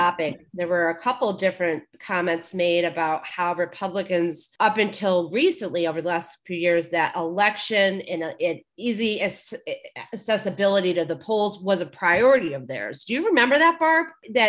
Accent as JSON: {"language": "English", "region": "Georgia", "country": "United States", "tie": "born or raised there", "said": "Politicians in my home state of Georgia, as well as in others such as Texas and Florida"}